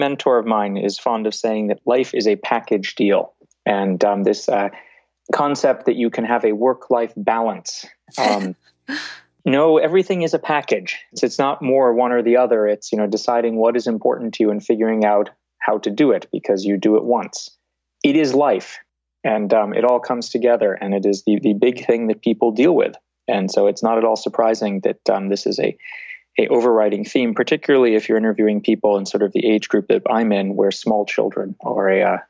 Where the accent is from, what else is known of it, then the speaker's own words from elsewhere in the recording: Boston, Massachusetts, United States; People, when they hear me, are very surprised that I grew up in the Boston area and I don't have a strong accent from that.